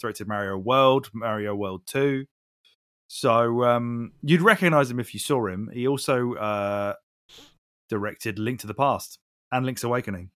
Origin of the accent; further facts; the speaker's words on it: United Kingdom; we're British